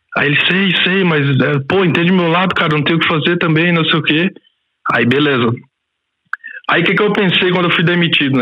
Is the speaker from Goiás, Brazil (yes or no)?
yes; Goiás, Brazil; moved away as an adult; now in Switzerland; sou goiano, né? Nasci na periferia de lá